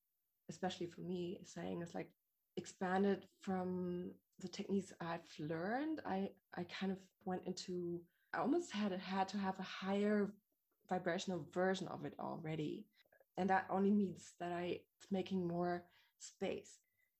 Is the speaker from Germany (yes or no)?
yes; Germany; The way I grew up here in Germany, mostly, and apart from living abroad and partially of my childhood